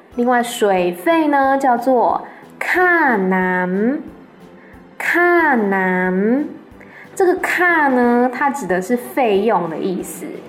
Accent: Taiwan; moved away as an adult; now in Bangkok, Thailand; 我是台湾人

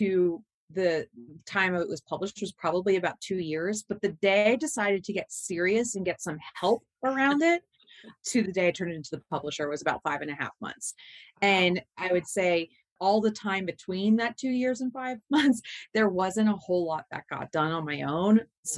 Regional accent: United States; we're both from Southern New Jersey, Delaware

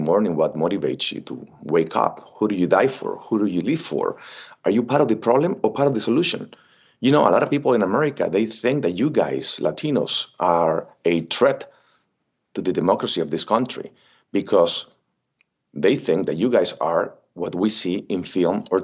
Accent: Xicoténcatl, Tamaulipas, Mexico; English is a second language; moved away as an adult; also born or lived in Ciudad Mante, Tamaulipas / Miami / Los Angeles; I'm from Mexico. I was born in Ciudad Mante, Tamaulipas, raised in a very little town called Jicotencal, Tamaulipas

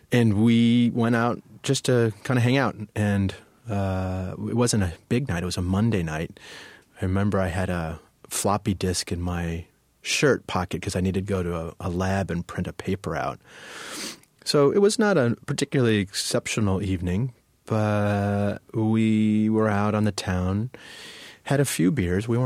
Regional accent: Chicago, Illinois, United States; also born or lived in Winnetka; Chicago's my hometown. I was born in Chicago.

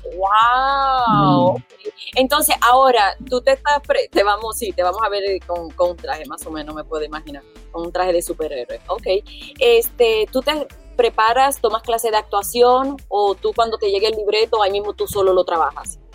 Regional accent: Puerto Rico; como puertorriqueña

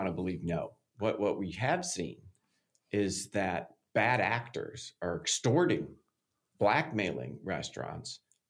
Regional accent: Chicago, Illinois, United States; Big fun. Chicago.

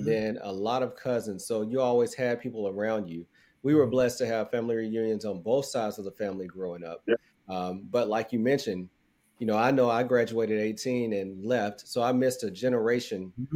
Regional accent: United States; the family structure that we have here in America as African Americans

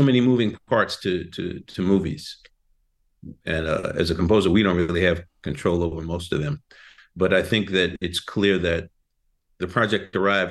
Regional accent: the South, United States; George being a Southerner and myself being a Southerner

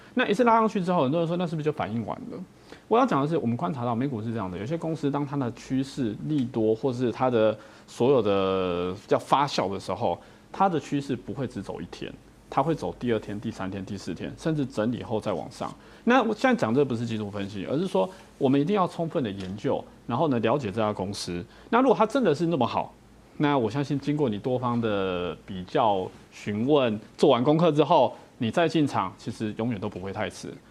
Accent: Taiwan; 我们台湾人喜欢用一个盖子把自己扣住

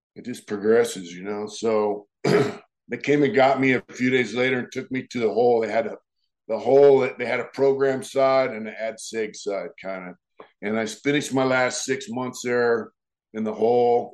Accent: Lakeside, California, United States; I grew up in a town called Lakeside in San Diego, California

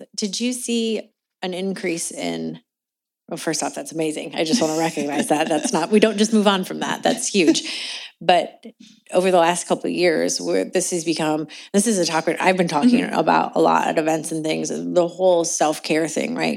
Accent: Indianapolis, Indiana, United States; born or raised there; moved away as an adult; also born or lived in California

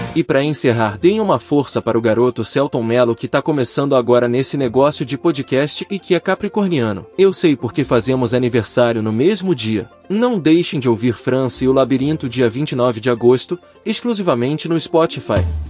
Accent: Rio de Janeiro, Brazil; Reparou que sou carioca?

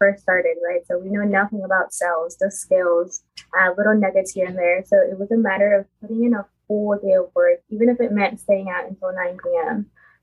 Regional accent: California, United States; moved away as an adult; now in Texas, United States; 24 years old. I'm from California. I actually moved to Texas.

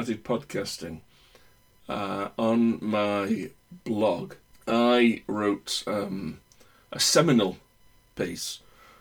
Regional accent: United Kingdom; I'm British.

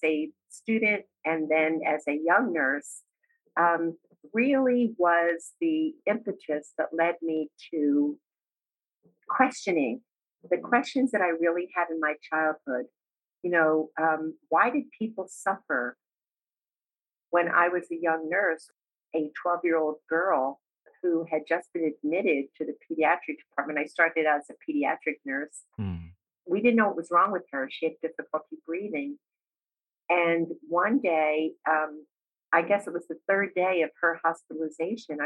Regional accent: Hamilton Township, New Jersey, United States; I grew up in a suburb of Trenton, New Jersey, called Hamilton Township, which is sort of in the central part of New Jersey

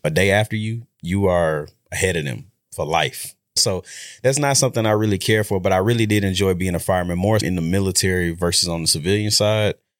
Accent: Shreveport, Louisiana, United States; moved away as an adult; now in Dallas, United States; I'm from Shreveport, Louisiana. Went to Huntington High School

